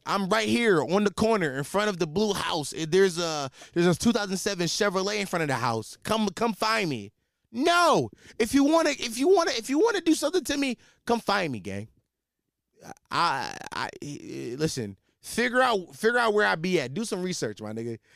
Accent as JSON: {"language": "English", "town": "Philadelphia", "region": "Pennsylvania", "country": "United States", "tie": "born or raised there", "said": "I'm from Philadelphia, Pennsylvania"}